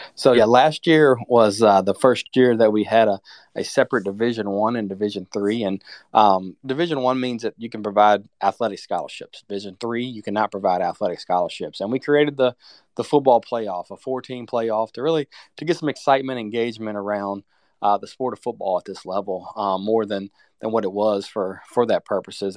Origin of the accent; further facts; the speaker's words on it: Virginia, United States; I grew up in Virginia